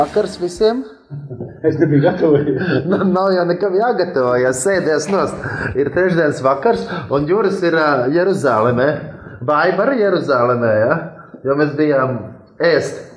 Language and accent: Latvian; Latvia; no Latvijas esam